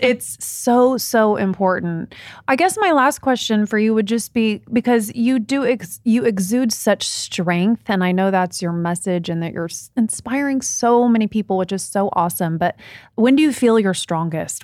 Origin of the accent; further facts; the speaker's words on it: Midwest, United States; I grew up in the Midwest.